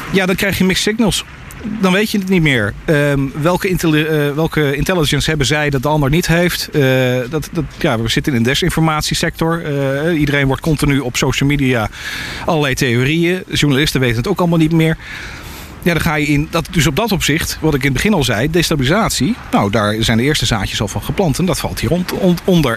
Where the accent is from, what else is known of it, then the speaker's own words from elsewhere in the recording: Netherlands; moved away; Ik ben een Nederlander